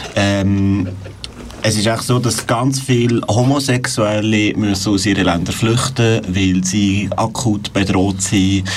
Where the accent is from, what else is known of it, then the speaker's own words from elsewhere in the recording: Valais, Switzerland; moved away; also born or lived in Bern; Ich bin im Wallis aufgewachsen